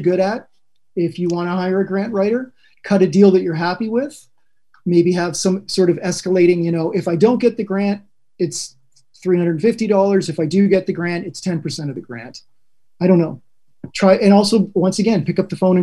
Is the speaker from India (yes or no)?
no; Canada; Being Spanish Canadian